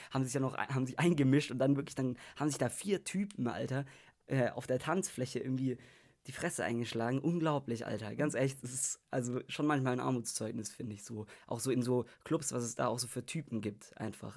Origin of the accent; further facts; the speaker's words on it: Germany; als Deutscher